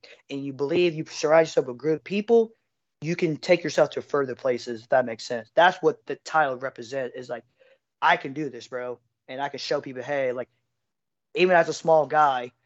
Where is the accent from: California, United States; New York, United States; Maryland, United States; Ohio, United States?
Ohio, United States; Middletown; I'm from Middletown, Ohio, a small metro city between Cincinnati, Dayton, Ohio